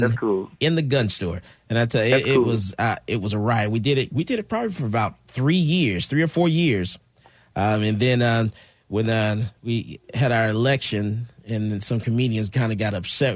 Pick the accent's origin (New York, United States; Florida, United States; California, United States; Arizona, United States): Florida, United States; Fort Lauderdale; now in Austin, United States; I'm from Fort Lauderdale.